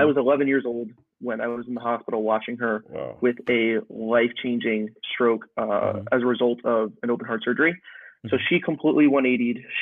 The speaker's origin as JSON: {"language": "English", "region": "New York", "country": "United States", "said": "I'm from New York"}